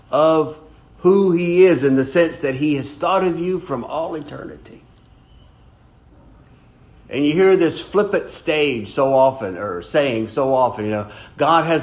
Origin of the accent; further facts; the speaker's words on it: Brewton, Alabama, United States; I was born in Brewton, Alabama